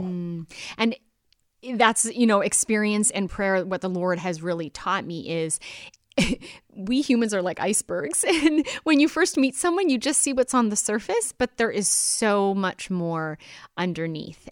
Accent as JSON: {"language": "English", "country": "Canada", "said": "my own experience as a Canadian"}